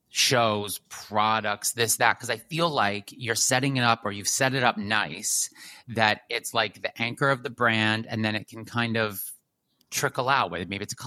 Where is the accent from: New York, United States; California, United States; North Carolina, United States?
New York, United States; New York City; as a New Yorker who loves to run around the city